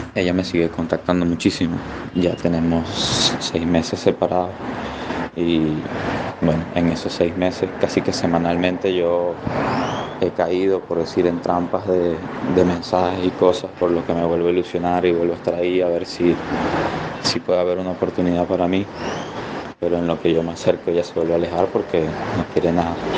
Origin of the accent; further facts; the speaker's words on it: Venezuela; moved away as an adult; now in Panama; soy venezolano, vivo en Panamá